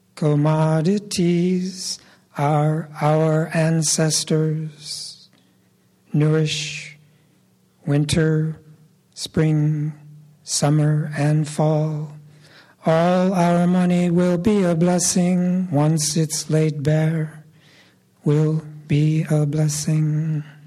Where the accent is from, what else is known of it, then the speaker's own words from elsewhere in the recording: Austin, Minnesota, United States; The U.S. Army occupied my hometown for about four months